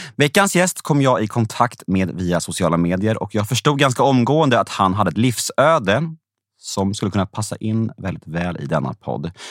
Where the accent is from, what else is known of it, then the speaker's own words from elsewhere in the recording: Värmdö, Stockholm County, Sweden; Jag var uppvuxen på Värmdö